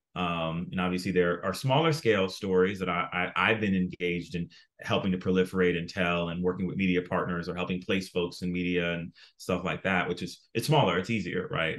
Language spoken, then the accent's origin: English; South Florida, United States; I grew up in South Florida